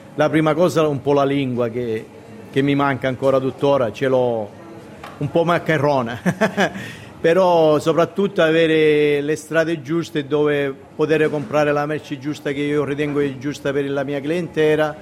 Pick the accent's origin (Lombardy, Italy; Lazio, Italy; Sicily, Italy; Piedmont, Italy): Sicily, Italy; Rodì Milici; moved away as an adult; now in Australia; Rodin Milic, un piccolo paesetto che se lo guardi sulla cartina geografica deve avere la lente di ingrandimento